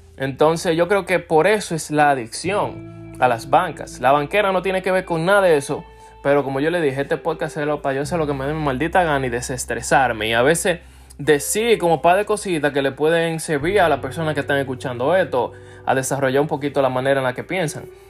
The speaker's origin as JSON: {"language": "Spanish", "country": "Dominican Republic", "said": "los dominicanos somos así, los dominicanos somos heavy"}